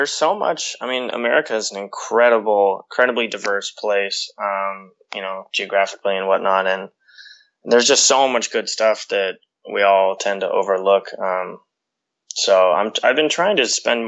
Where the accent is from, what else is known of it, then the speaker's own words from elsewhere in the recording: Western Oregon, United States; moved away as an adult; now in New York, United States; growing up in, you know, Western Oregon